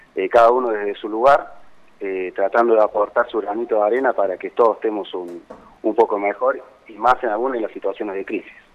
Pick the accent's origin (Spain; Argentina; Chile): Argentina; Cosquín, Córdoba; moved away; yo soy oriundo de, de, Cosquín, ¿no es cierto? Soy, soy nativo de Cosquín